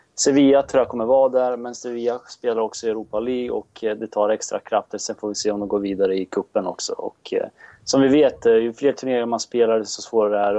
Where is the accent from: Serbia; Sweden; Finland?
Serbia; Jag är serb